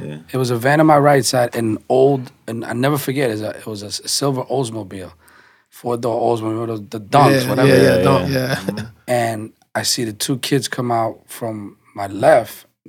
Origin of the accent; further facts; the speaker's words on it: New York City, New York, United States; I'm from the Bronx